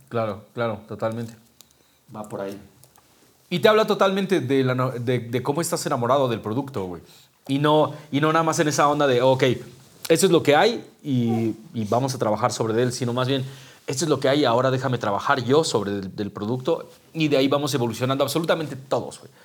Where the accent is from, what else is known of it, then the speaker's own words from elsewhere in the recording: Mexico City, Mexico; nosotros somos la Ciudad de México